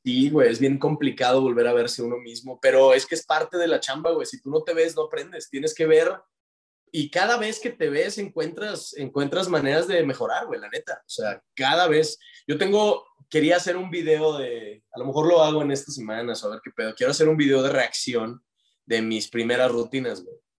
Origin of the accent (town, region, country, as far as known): Monterrey, Nuevo León, Mexico